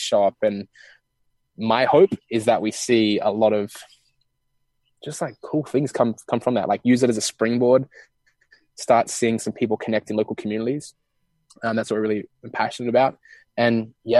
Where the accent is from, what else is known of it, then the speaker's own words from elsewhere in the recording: Australia; now in Bali, Indonesia; I'm from Australia, and we live in Bali